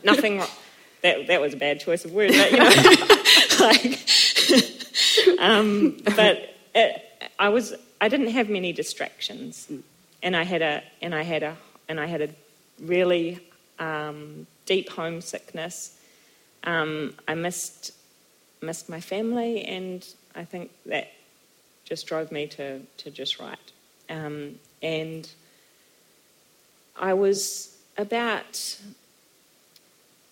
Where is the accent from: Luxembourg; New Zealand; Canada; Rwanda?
New Zealand; also born or lived in Germany; I was far from Aotearoa and I missed home